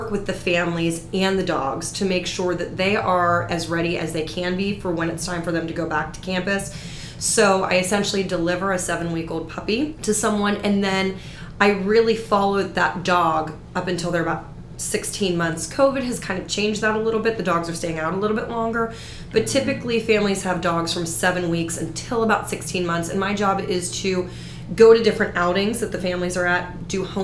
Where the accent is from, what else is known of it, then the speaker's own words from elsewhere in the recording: Pittsburgh, Pennsylvania, United States; moved away as an adult; I'm originally from Pittsburgh.